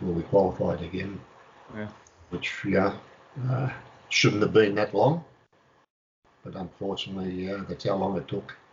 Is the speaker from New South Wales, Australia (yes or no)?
no; Melbourne, Victoria, Australia; Uh, back in that time, um, to try and make a comparison with you, when, once the A League started here